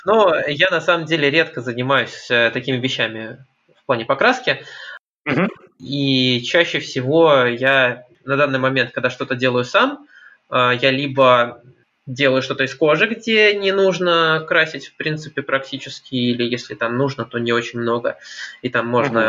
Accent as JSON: {"language": "Russian", "region": "Saint Petersburg", "country": "Russia", "said": "я из Питера"}